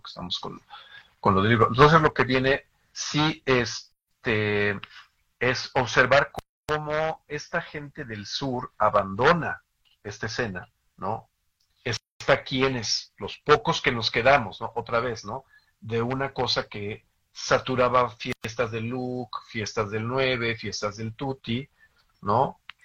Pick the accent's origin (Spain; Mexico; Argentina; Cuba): Mexico; como mexicanos